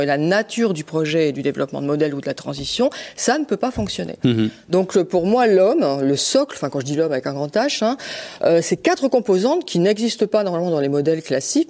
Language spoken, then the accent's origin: French; Lille, Hauts-de-France, France; je suis lilloise, hein, donc j'appartiens euh, à, cette région des Hauts-de-France